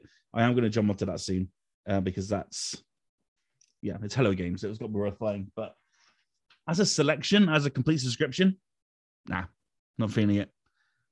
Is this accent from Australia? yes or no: no; Somerset, South West England, United Kingdom; I'm also from Somerset.